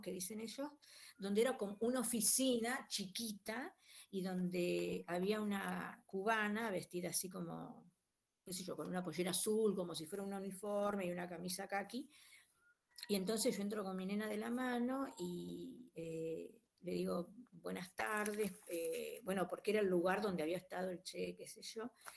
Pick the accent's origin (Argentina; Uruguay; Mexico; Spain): Argentina; Rosario, Santa Fe; soy de Rosario